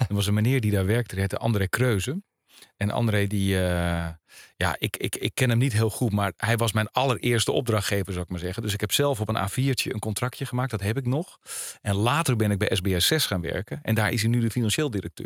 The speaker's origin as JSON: {"language": "Dutch", "town": "Alkmaar", "region": "North Holland", "country": "Netherlands", "tie": "born or raised there", "said": "ik kom uit Alkmaar. Daar ben ik eh, opgegroeid"}